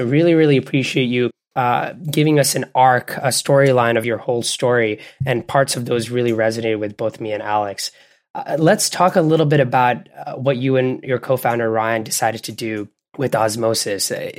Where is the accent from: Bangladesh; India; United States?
Bangladesh; also born or lived in Canada; I grew up in Bangladesh and Canada. And we've brought little parts of ourselves from all those different areas to where we are.